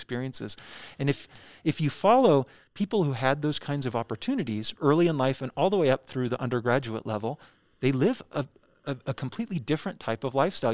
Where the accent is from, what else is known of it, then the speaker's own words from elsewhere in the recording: Orem, Utah, United States; also born or lived in Nashville, Tennessee; I was born in Nashville, Tennessee, but I actually grew up here ten minutes away from the Bean Museum in, uh, Orem, Utah